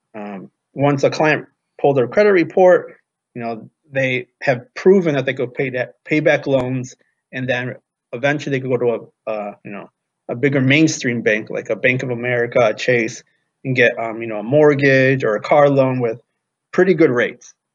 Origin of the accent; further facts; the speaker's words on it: Rolling Meadows, Illinois, United States; moved away as an adult; now in Washington, D.C., United States; I grew up in Rolling Meadows, Illinois